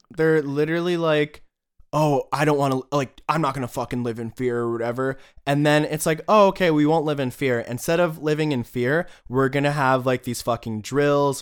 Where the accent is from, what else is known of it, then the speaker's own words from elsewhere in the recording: United States; moved away; as an American